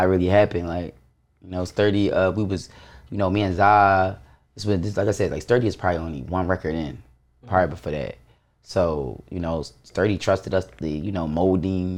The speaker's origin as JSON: {"language": "English", "town": "Baltimore", "region": "Maryland", "country": "United States", "said": "I'm from Baltimore."}